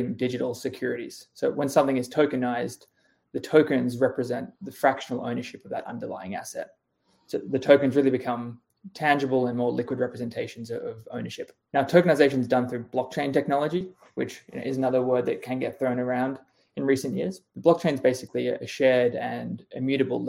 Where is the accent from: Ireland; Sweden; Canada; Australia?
Australia; moved away as an adult; now in United States; I'm Australian. I moved to the US in 2015